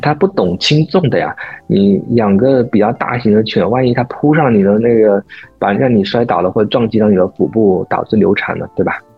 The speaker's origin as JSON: {"language": "Chinese", "country": "China", "said": "我们中国人"}